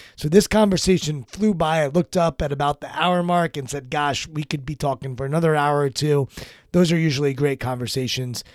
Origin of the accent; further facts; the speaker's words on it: Maryland, United States; I'm from Maryland